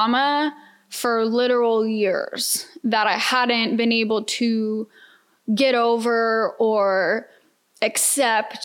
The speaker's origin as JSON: {"language": "English", "town": "Atlanta", "region": "Georgia", "country": "United States", "tie": "born or raised there", "moved": "as an adult", "lives_now": "Houston, United States", "said": "I'm a Georgia peach, for those who don't know, born and raised in Atlanta"}